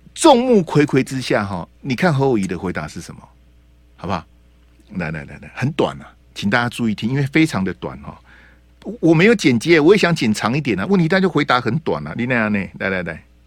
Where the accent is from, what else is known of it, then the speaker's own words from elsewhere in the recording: Taiwan; 我是中华民国的国民，我是台湾人